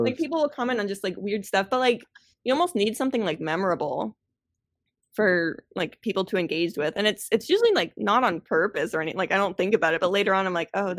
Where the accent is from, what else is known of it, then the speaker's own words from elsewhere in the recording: Orlando, Florida, United States; I grew up in Orlando.